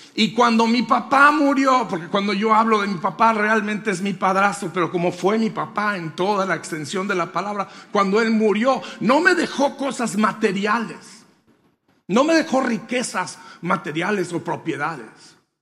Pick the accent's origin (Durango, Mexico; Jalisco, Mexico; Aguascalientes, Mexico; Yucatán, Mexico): Durango, Mexico; Colonia Hidalgo; en un lugar que se llama Colonia Hidalgo Durango